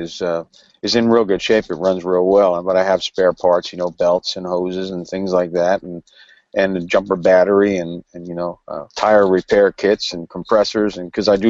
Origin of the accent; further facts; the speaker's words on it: New Jersey, United States; I'm from New Jersey